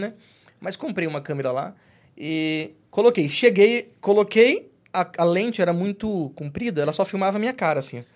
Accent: Piracicaba, São Paulo, Brazil; first language Portuguese; moved away; also born or lived in Presidente Epitácio; a cidade onde eu estava morando em Presidente Pitácio, eu sou de Piracicaba

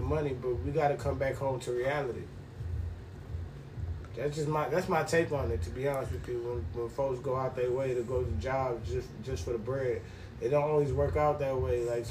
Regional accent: New York, United States; accent: New York; moved away; my New York accent

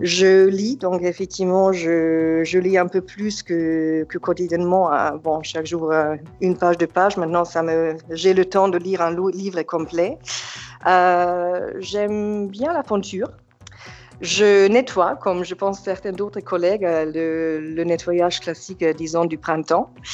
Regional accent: Germany; French is a second language; moved away as an adult; also born or lived in Yugoslavia (Serbia); now in Nice, France; J'ai grandi en Allemagne

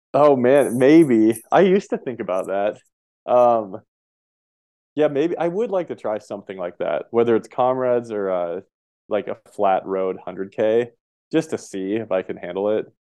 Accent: Montana, United States; moved away as an adult; also born or lived in Colorado; I grew up in Montana

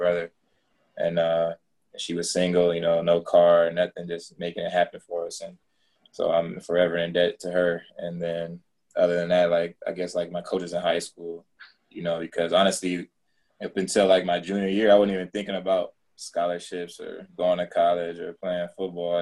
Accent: Inglewood, California, United States; I love Inglewood. That's where I'm from

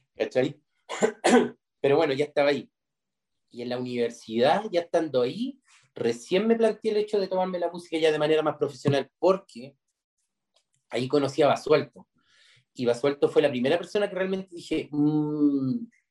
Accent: Chile

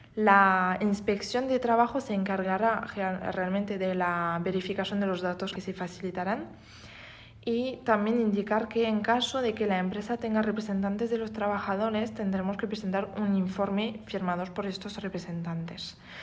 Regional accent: France; Spanish is a second language; moved away as an adult; now in Spain; Soy francesa, pero voy ejerciendo en España desde ya tres años

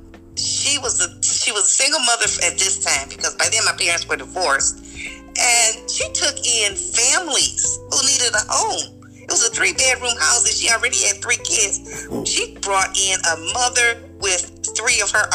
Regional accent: Michigan, United States; I'm from Michigan

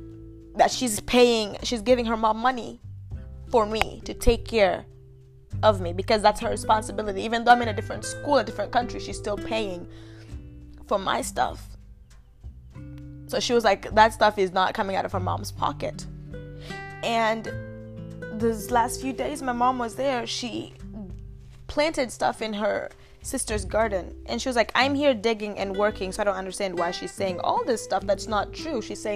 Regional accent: Uganda; accent: Ugandan; But my accent was different growing up. I had a Ugandan accent, but it wasn't as strong. Americans might think it was strong

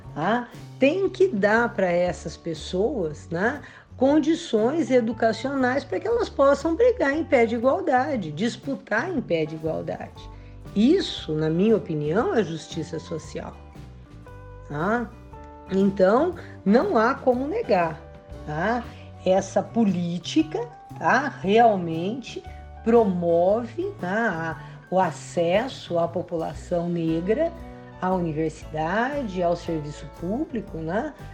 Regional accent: Brazil; nós brasileiros

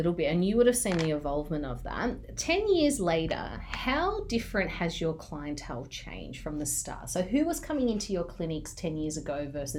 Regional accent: Cyprus; I did not know that you were Turkish, so we're fellow Turks. You're from mainland, I'm from Cyprus.

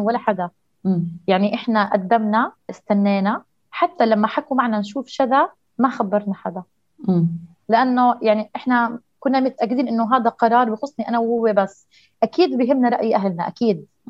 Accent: Jordan; عندنا في الأردن

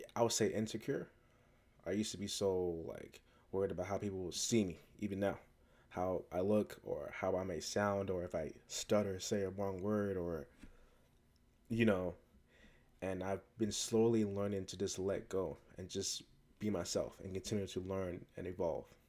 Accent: United States; even though I was born and raised in America, um, both my parents are from West Africa, Ghana

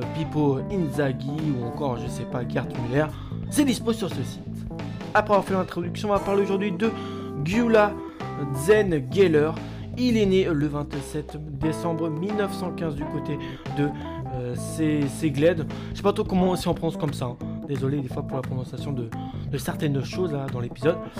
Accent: France; chez nous en France

